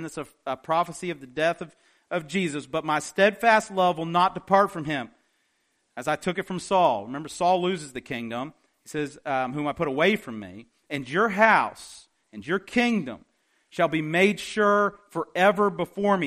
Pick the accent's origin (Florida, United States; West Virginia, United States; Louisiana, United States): West Virginia, United States; I'm from West Virginia